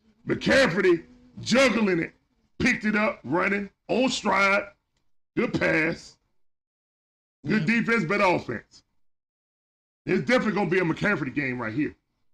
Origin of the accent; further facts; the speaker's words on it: Georgia, United States; I'm from Georgia.